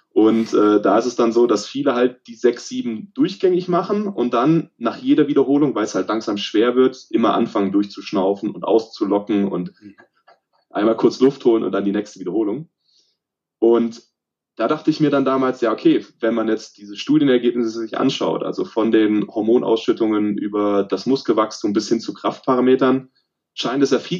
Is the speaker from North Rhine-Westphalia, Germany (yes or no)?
no; Baden-Württemberg, Germany; moved away as an adult; now in Cologne, Germany; Also ursprünglich komme ich aus dem Süden von Deutschland, äh, östlich von Stuttgart aus dem Remstal, bin aber jetzt seit fast zehn Jahren in Köln